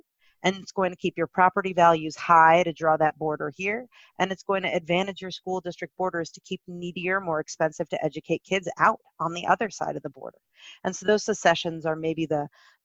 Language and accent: English; New Jersey, United States; I'm from New Jersey